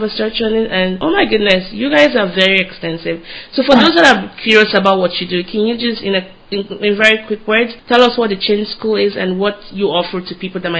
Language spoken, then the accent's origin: English; Nigeria; also born or lived in Austin, United States; now in New York, United States; my accent is different because I'm Nigerian. My words flow like honey here in the U.S. And, yes, I'm learning Korean.